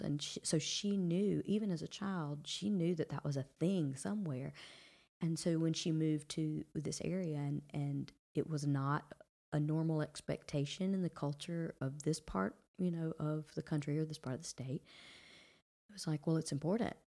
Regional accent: Brundidge, Alabama, United States; moved away as an adult; also born or lived in Georgia; here I am from Brundage, Alabama

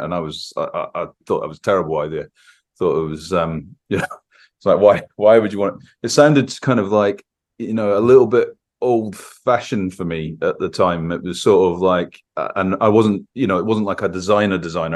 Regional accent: Scotland, United Kingdom; growing up in Scotland

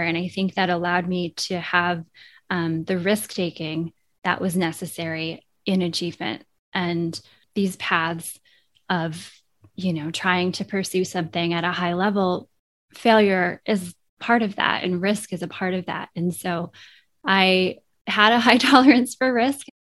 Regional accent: Vermont, United States; born or raised there

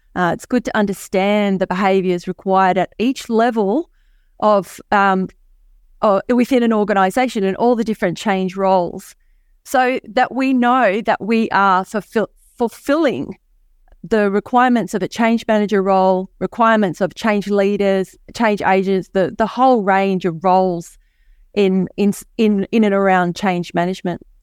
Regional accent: Hobart, Tasmania, Australia; I hail from Hobart, Tasmania, Australia. Um, and as I'm from the island of Tasmania

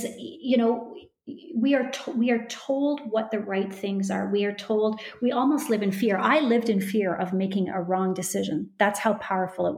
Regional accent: Canada; moved away; I come from Canada. I probably am heavily influenced from the fact that I come from Canada

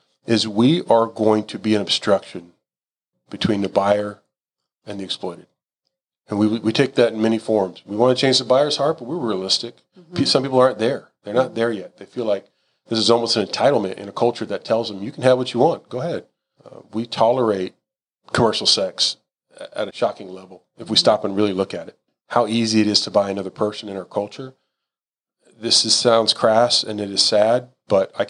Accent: Houston, Texas, United States; I'm a Houston guy. Like this, I'm a native. I'm as Texan as it gets

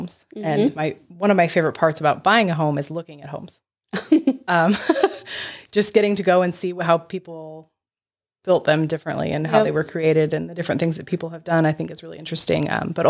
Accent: Brookings, Oregon, United States; We're not. I'm from Brookings.

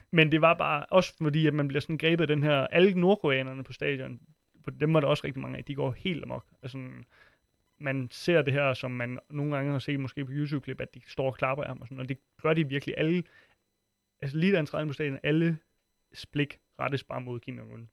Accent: Funen, Southern Denmark, Denmark; moved away; jeg kommer fra Fyn oprindeligt

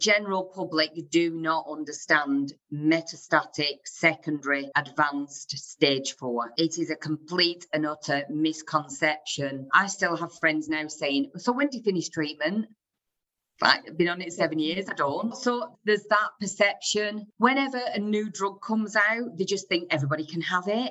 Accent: the north of England, United Kingdom; accent: northern; I'm a northern person

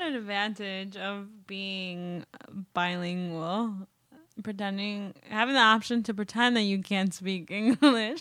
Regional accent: Wisconsin, United States; moved away; also born or lived in Mexico; I was born in Mexico, um, and I actually was, like, grew up in, in Wisconsin

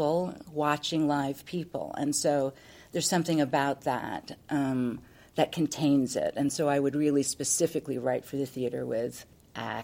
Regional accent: New York, United States; being a New Yorker

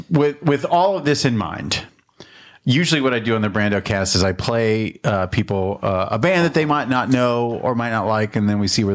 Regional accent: Albuquerque, New Mexico, United States; moved away as an adult; I grew up in Albuquerque, New Mexico.

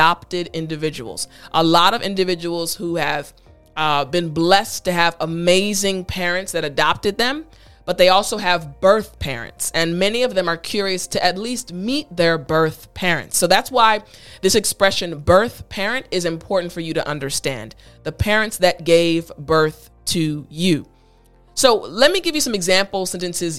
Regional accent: United States; also born or lived in Korea; in my culture as an American

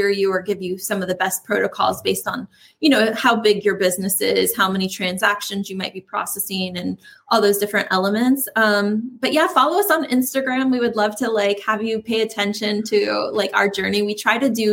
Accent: Apopka, Florida, United States; since I grew up in Apopka.

